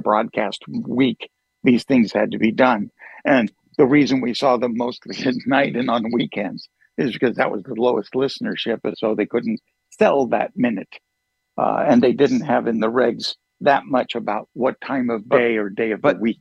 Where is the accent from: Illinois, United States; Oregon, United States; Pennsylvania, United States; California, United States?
Oregon, United States; Oregon City; born and raised around Oregon City area